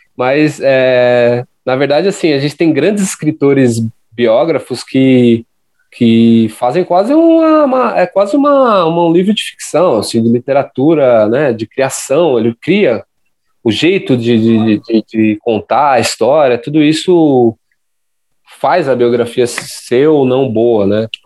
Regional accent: São Paulo, Brazil; eu sou da, da zona leste de São Paulo

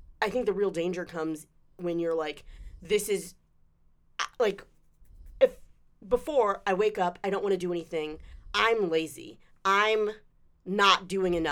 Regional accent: Charlotte, North Carolina, United States; also born or lived in Durham, North Carolina; I grew up in Charlotte.

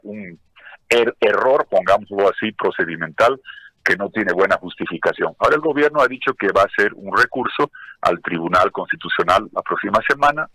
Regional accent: Bolivia

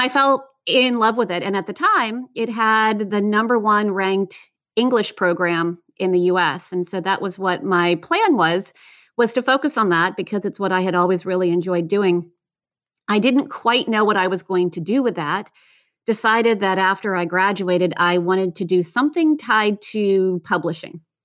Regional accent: United States; also born or lived in Virginia; I grew up outside of Washington, D C

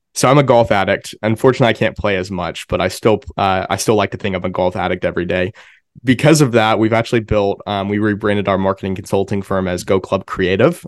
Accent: Pennsylvania, United States; also born or lived in Enid, Oklahoma; now in Oklahoma City, United States; I grew up in Pennsylvania

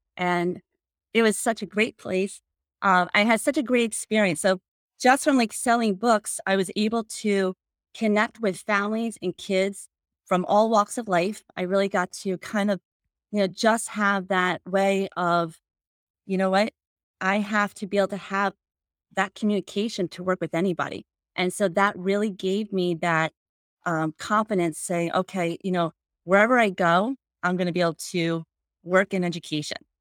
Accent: New Jersey, United States; moved away as an adult; also born or lived in Ohio; I grew up in New Jersey

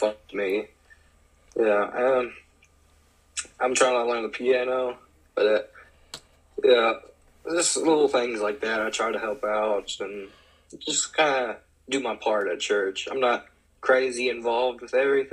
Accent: Tennessee, United States; from Tennessee, a small town out there, just out in the woods

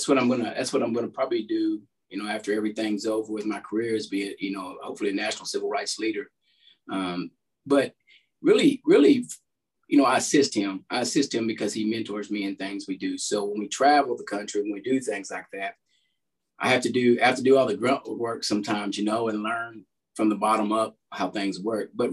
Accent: De Queen, Arkansas, United States; I'm originally from DeQueen, Arkansas, Southwest Arkansas, about 45 minutes north of Texarkana

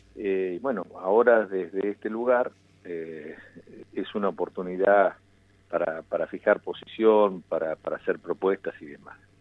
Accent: Pico Truncado, Santa Cruz, Argentina; desde mi pueblo de Pico Truncado

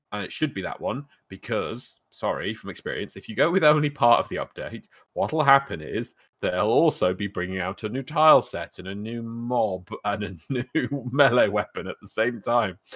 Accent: United Kingdom; We, we both carry a shame for being British, but not being tea people

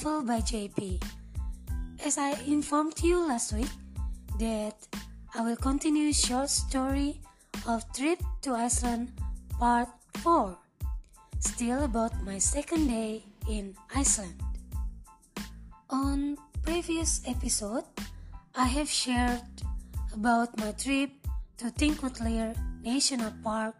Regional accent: Indonesia; I'm from Indonesia

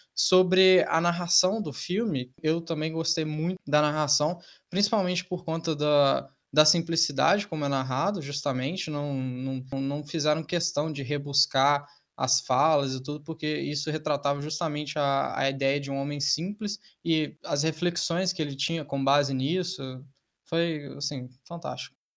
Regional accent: interior of Minas Gerais, Brazil; moved away; o sotaque das pessoas, certos costumes, certos hábitos, que é, da, é justamente da região de onde eu vim

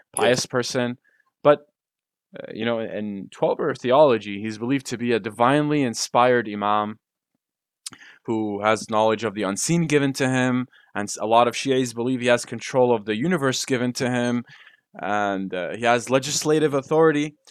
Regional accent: Damascus, Damascus Governorate, Syria; we're from Damascus

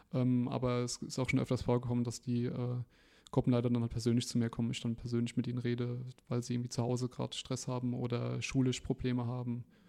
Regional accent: Ramstein-Miesenbach, Rhineland-Palatinate, Germany; bin hier gebürtiger Rammsteiner

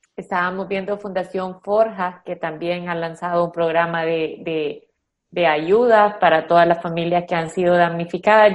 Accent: El Salvador

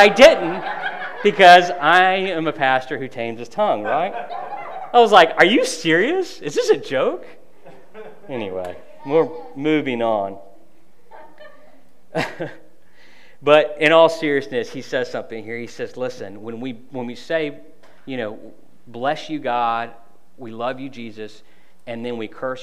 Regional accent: United States; I'm from Polk County

